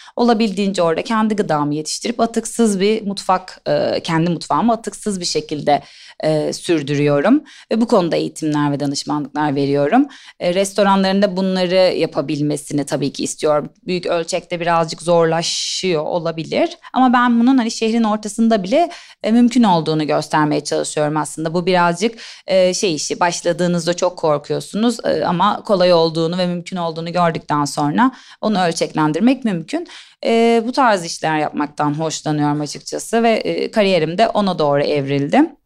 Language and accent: Turkish; İzmir, Turkey; moved away as an adult; also born or lived in Istanbul; Ben İzmirliyim. İstanbul'a e, siyaset bilimi ve uluslararası ilişkiler okumak için geldim